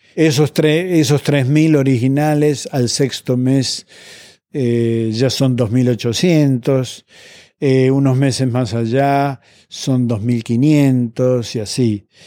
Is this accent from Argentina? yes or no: yes; Argentina; en Argentina, mi país de origen